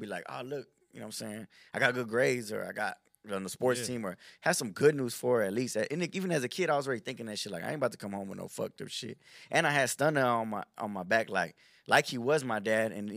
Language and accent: English; Houston, Texas, United States; I was born here in Houston